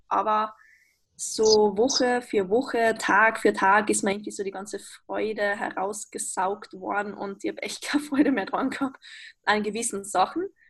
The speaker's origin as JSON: {"language": "German", "country": "Austria", "said": "wie man vermutlich hören kann, ich bin aus Österreich"}